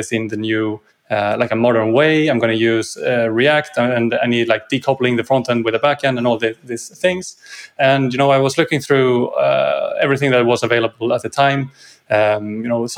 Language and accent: English; Sweden; from Sweden, living just outside Stockholm on the countryside